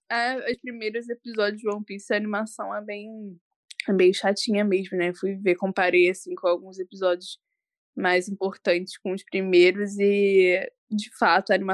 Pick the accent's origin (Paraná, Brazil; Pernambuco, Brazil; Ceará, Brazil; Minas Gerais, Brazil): Paraná, Brazil; Eu sou do Paraná.